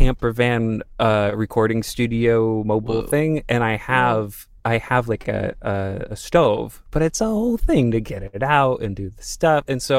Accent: New York, United States; now in San Francisco, United States; I'm from New York, but I'm in San Francisco.

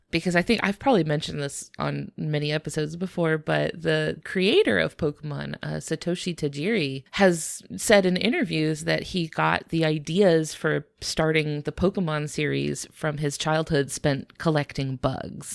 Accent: United States; I, as well as a lot of our listeners, are from the United States

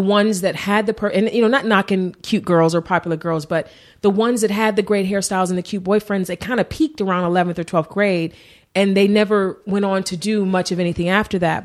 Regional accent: Cleveland, Ohio, United States; moved away as an adult; also born or lived in Warrensville Heights, Ohio; now in Los Angeles, United States; I grew up in East Cleveland. I, I moved to Warrensville. It's like a suburb when I was, like, in fifth grade

